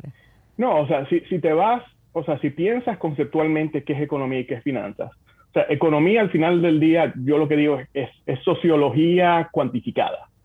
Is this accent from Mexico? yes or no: no; Santo Domingo, Dominican Republic; moved away as an adult; also born or lived in Bonao; now in United States; yo nací en Santo Domingo.